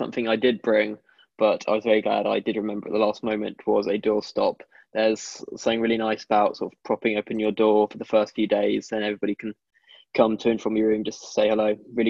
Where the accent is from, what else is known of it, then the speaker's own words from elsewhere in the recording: London, United Kingdom; I'm a third year history student from London.